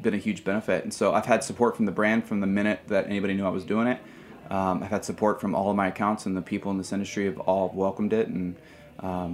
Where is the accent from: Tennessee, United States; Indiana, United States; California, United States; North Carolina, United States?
Indiana, United States; Indianapolis; moved away as an adult; now in New York, United States; I'm from Indiana